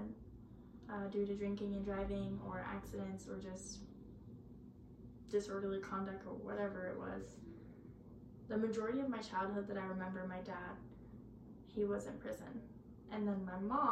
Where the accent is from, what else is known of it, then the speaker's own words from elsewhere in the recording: Auburn, California, United States; I'm from Auburn, California.